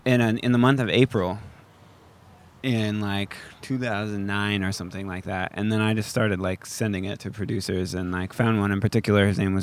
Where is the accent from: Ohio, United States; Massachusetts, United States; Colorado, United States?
Colorado, United States; moved away as an adult; also born or lived in Tacoma / Seattle; I grew up in Colorado.